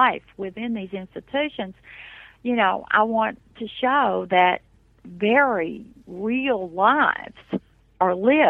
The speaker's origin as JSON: {"language": "English", "region": "Appalachian mountains", "country": "United States", "tie": "born or raised there", "moved": "yes", "said": "my own growing up in the mountains"}